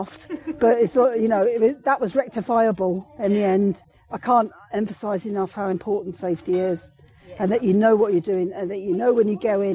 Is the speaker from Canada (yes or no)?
no; England, United Kingdom; now in Scotland, United Kingdom; I'm English